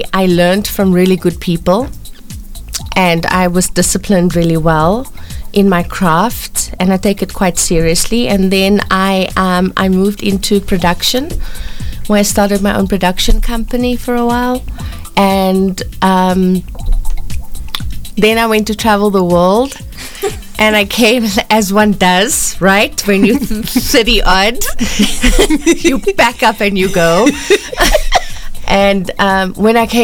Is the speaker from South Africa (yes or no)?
yes; Cape Town, Western Cape, South Africa; moved away as an adult; now in Johannesburg, South Africa; I was born on the Cape Flats. I was born to a really good family.